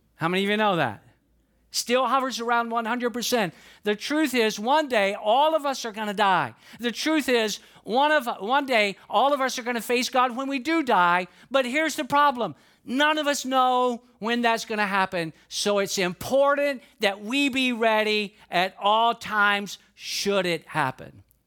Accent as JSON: {"language": "English", "town": "Atlanta", "region": "Georgia", "country": "United States", "tie": "born or raised there", "said": "I'm from Georgia. I was born and raised in it, in Atlanta, Georgia"}